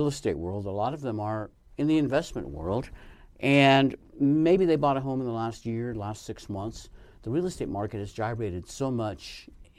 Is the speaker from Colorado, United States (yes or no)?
yes; Colorado, United States; also born or lived in Arizona; now in Nevada, United States; my home state of Colorado, where I lived for a long time